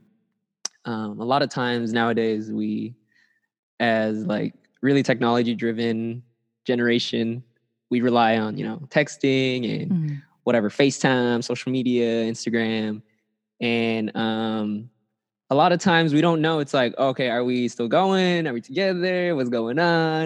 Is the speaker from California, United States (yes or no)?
yes; Rowland Heights, California, United States; I'm a music artist from Roland Heights, California.